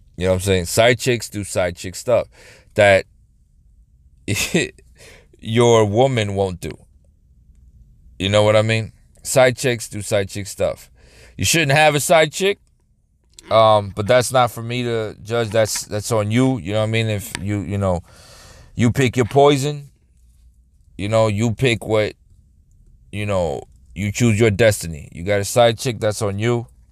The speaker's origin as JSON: {"language": "English", "region": "New York", "country": "United States", "tie": "born or raised there", "said": "I grew up in New York"}